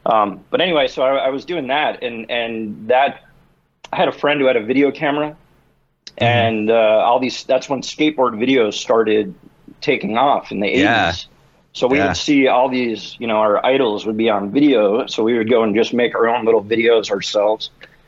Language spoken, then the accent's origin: English; New York, United States; Yeah, so I grew up in New York.